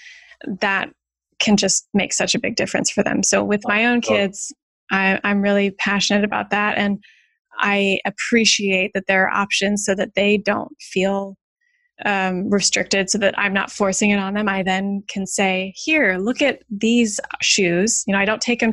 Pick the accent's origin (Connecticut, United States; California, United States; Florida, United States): California, United States; moved away; I'm originally from California